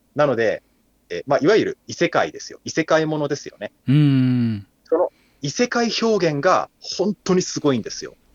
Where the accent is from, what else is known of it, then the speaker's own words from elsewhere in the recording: Kumamoto, Japan; 僕も熊本出身ですから